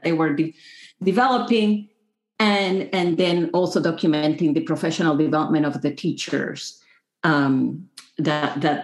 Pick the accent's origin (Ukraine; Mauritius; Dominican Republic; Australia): Dominican Republic; moved away as an adult; also born or lived in Vancouver, Canada; now in Michigan, United States; I grew up in the Dominican Republic, which is a little country.